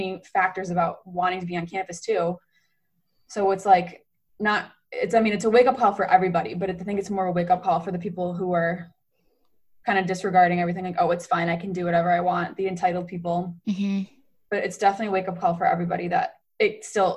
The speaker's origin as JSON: {"language": "English", "town": "Rochester", "region": "New York", "country": "United States", "moved": "as an adult", "lives_now": "South Bend, United States", "said": "we're from Rochester"}